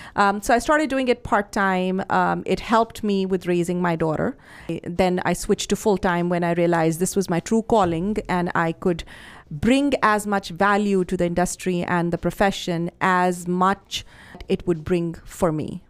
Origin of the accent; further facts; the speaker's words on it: Chandigarh, India; moved away as an adult; also born or lived in Patiala, Punjab / Delhi; I grew up in Chandigarh